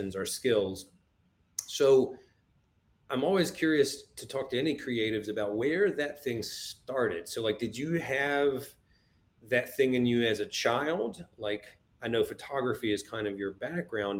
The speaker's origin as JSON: {"language": "English", "region": "East Coast", "country": "United States", "said": "I'm from the East Coast"}